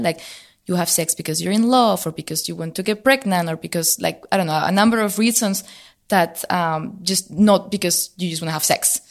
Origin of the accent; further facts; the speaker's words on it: Spain; moved away as an adult; now in Berlin, Germany; I grew up originally in Spain, so I moved to Berlin.